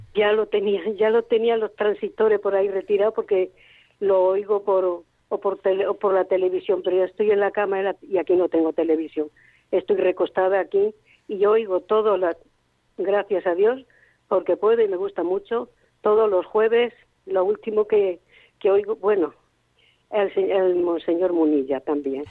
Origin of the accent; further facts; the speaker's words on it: Catarroja, Valencian Community, Spain; Aquí de Catarroja